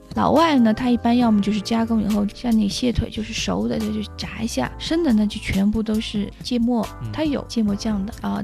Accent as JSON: {"language": "Chinese", "country": "China", "said": "我们中国人"}